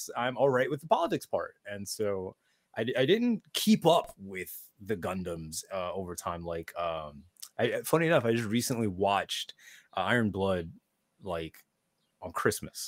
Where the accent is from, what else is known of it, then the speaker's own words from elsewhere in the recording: New York City, New York, United States; growing up in New York